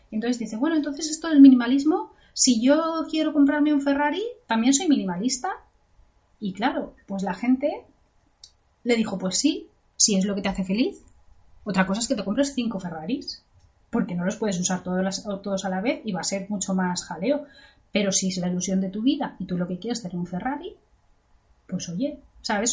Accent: Spain; now in England, United Kingdom; yo que soy de España

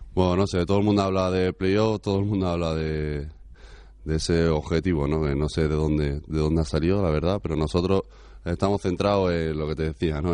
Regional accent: Granada, Andalusia, Spain; moved away; Yo soy de Granada

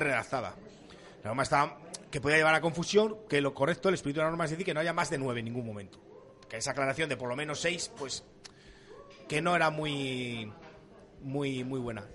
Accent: Avilés, Asturias, Spain; also born or lived in Cáceres; yo nací en Avilés, pero mi familia es cacereña, con lo cual soy de Carcáceres

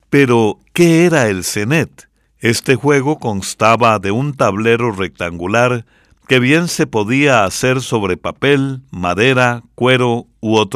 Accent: San Pedro Sula, Cortés, Honduras; Por eso vamos a escuchar una ranchera de Honduras con … mi pueblo querido.

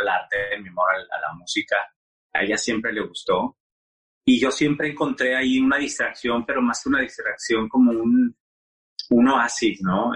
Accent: Monterrey, Nuevo León, Mexico; moved away as an adult; also born or lived in Mexico City; now in United States; yo soy de Monterrey, eh, de Monterrey, Nuevo León. Eh, crecí en una familia muy tradicional

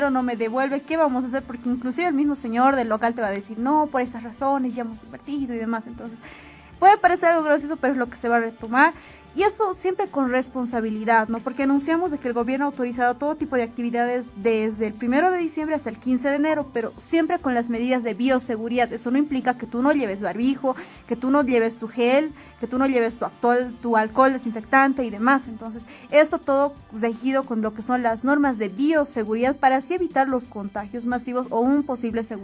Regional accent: Bolivia; Y se dejó de atrás eso de decir somos todos bolivianos.

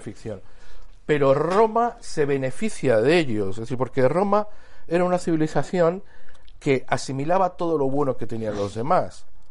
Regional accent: Cástulo, Andalusia, Spain; Cástulo, que es donde yo nací

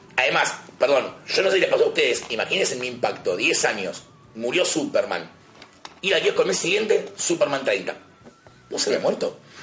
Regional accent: Buenos Aires, Argentina; tengo la suerte de ser de capital

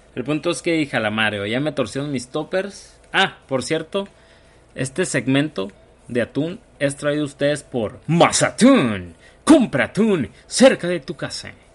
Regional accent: Hermosillo, Sonora, Mexico; soy originario de Hermosillo, Sonora. Aquí vivo, en México

